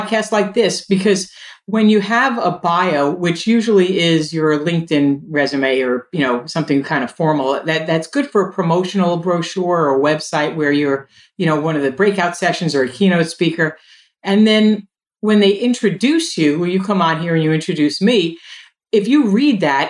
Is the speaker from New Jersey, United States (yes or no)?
yes; New Jersey, United States; also born or lived in Brooklyn, New York; I was born in Brooklyn in 1962 and I would move to New Jersey when I was four and I went to this school.